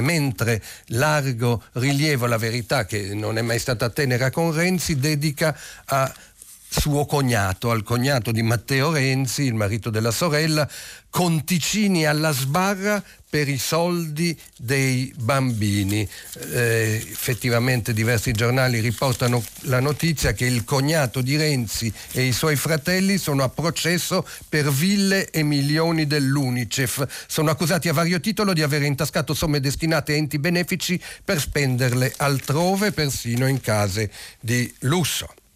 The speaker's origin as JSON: {"language": "Italian", "country": "Lebanon", "tie": "born or raised there", "moved": "yes", "lives_now": "Italy", "said": "apprezzi un richiamo al mio paese natale, anche se è un richiamo addolorato sulla prima pagina del manifesto, povero Libano"}